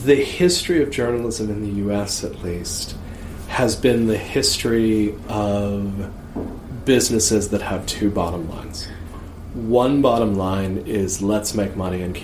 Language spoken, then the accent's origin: English; United States; I'm an American